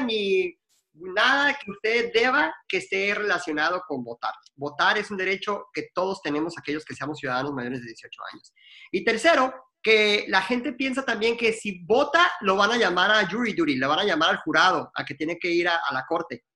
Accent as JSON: {"language": "Spanish", "country": "Mexico", "tie": "born or raised there", "also_born_or_lived": "Arizona, United States", "moved": "yes", "lives_now": "United States", "said": "Yo soy un mexicano que nació en México, que me mudé para acá y soy ciudadano americano ahora"}